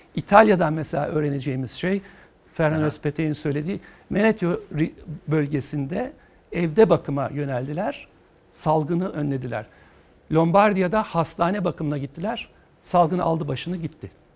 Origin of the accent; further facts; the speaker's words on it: Eskişehir, Turkey; Eskişehirliyim ben